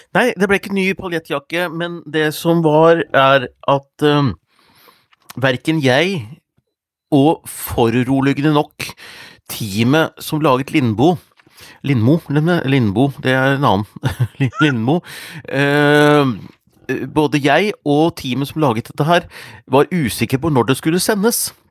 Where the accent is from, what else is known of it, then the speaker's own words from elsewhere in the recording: Hundalen, Nordland, Norway; moved away; i familien min hjemme, hjemme i Hundalen